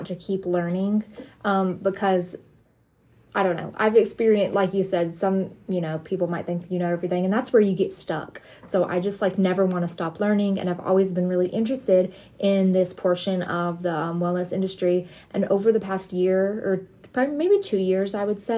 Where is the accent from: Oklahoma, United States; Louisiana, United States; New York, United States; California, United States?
Louisiana, United States; I'm from the South, I'm from Louisiana